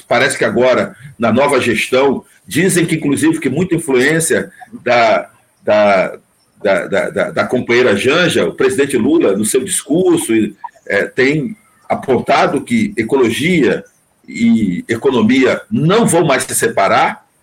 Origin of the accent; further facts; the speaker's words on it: Altamira, Pará, Brazil; moved away; also born or lived in Rio Grande do Norte (potiguara, nordestino); Eu morei, Altamira, eu fui criado tomando banho no Ixingu